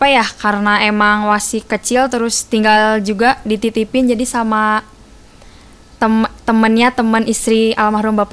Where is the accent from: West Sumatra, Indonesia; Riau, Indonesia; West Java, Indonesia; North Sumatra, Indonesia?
West Java, Indonesia; Bandung; born there; uh, lahir di Bandung. Uh, tempat tanggal lahir Bandung 4 Juli 2000.